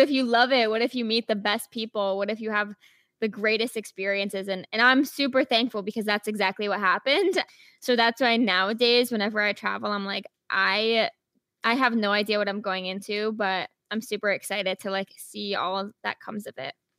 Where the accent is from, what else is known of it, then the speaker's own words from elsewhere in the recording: Rhode Island, United States; moved away as an adult; now in Chicago, United States; I'm originally from Rhode Island